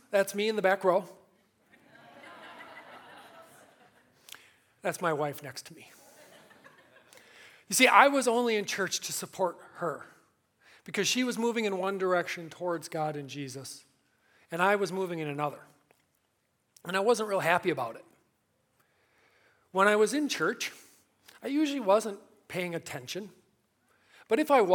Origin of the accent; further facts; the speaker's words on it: Milwaukee, Wisconsin, United States; Born and raised in Milwaukee